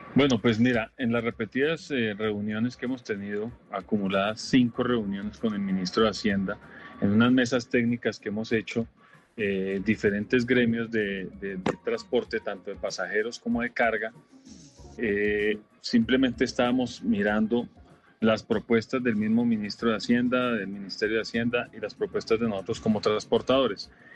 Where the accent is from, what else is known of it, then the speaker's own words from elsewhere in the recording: Colombia; como colombianos